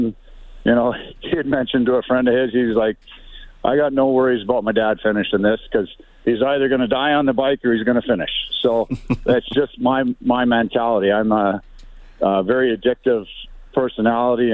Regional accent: Canada; as a Canadian kid

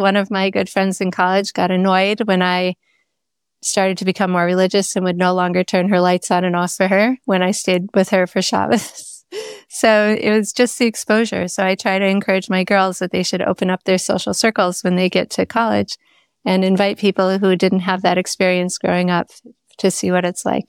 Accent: Minneapolis, Minnesota, United States; So I was born and raised in Minneapolis. Two of my great-grandparents were born in Minnesota. So my great-great-great-grandmother's buried in Duluth. So we are true Yankees.

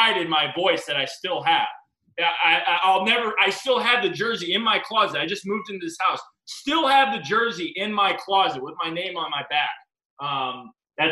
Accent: Chicago, Illinois, United States; here growing up in Chicago

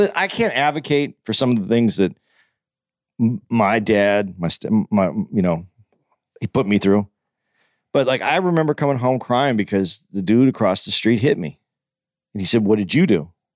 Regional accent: Tucson, Arizona, United States; I was growing up in Tucson

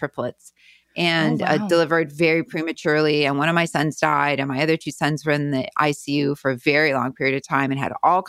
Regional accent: Winnipeg, Manitoba, Canada; moved away as an adult; also born or lived in Kansas City / Denver; now in California, United States; Yeah, I'm from Winnipeg. I grew up in River Heights for anybody who knows Winnipeg.

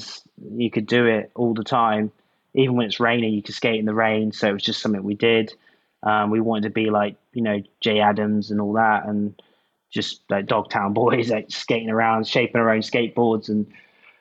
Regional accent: St Ives, South West England, United Kingdom; also born or lived in Newlyn, Cornwall; now in Ireland; I was born in New Lynn, which is south coast. But I grew up around St. Ives

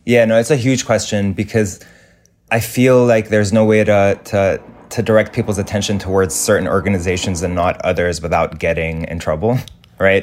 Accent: Lebanon; moved away; growing up in Lebanon

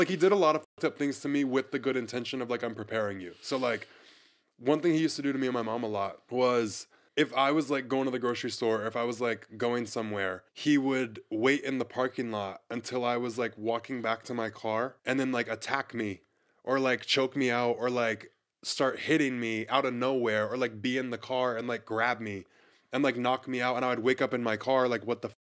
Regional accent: Pensacola, Florida, United States; Pensacola, Florida.

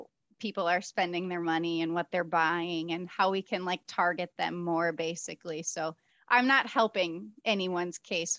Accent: Wisconsin, United States; moved away as an adult; now in Chicago, United States; I grew up in Wisconsin, but now I live in Chicago. So this summer, I'll be here for 2 years.

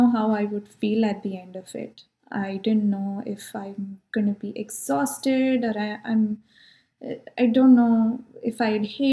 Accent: India; now in California, United States; I'm from India

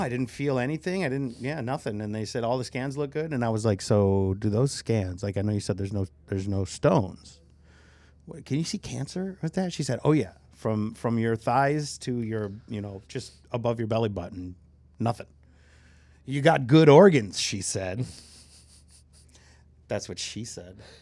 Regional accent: Michigan, United States; I grew up in Michigan and the Lions have always sucked

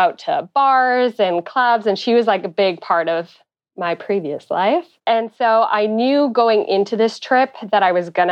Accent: Ottawa, Ontario, Canada; I'm from Ottawa, Canada

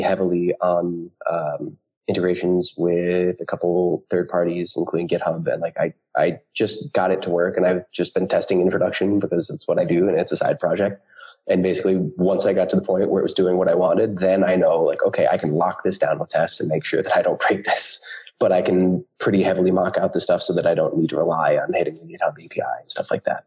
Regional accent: United States; moved away as an adult; now in Berlin, Germany; I am a developer based in Berlin, although I am American

